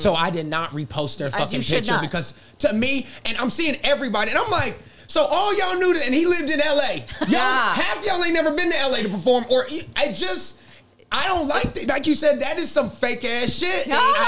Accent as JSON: {"language": "English", "region": "South Carolina", "country": "United States", "moved": "as an adult", "lives_now": "New York City, United States", "said": "I'm from South Carolina."}